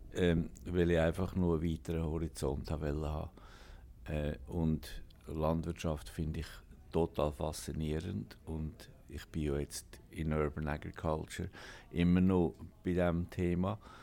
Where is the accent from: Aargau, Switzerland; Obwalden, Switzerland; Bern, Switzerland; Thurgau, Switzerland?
Obwalden, Switzerland; Alpnachdorf; moved away as an adult; also born or lived in Germany / United States; now in Basel, Switzerland; Ich bin ein waschechter Obwaldner in Alpnachdorf aufgewachsen